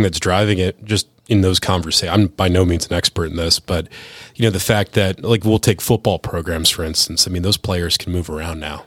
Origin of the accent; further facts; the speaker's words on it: Cleveland, Ohio, United States; moved away; I'm from Cleveland originally